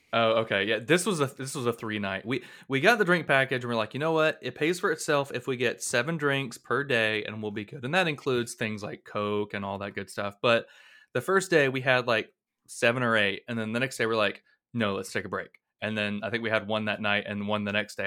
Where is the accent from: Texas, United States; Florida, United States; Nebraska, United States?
Florida, United States; Blountstown; my hometown of Bluntstown